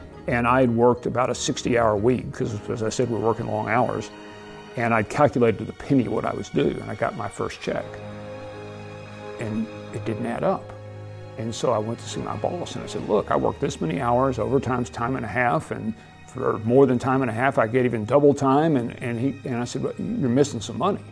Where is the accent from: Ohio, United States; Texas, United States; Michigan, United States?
Texas, United States; Abilene; born or raised there